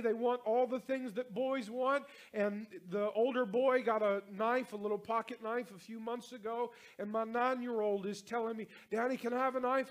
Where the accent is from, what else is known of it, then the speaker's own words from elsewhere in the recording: North Carolina, United States; now in Louisiana, United States; I'm from North Carolina, I live in Louisiana